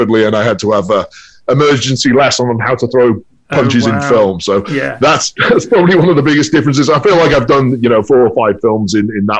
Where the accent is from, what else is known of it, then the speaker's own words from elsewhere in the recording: United Kingdom; moved away as an adult; now in Los Angeles, United States; coming home to the UK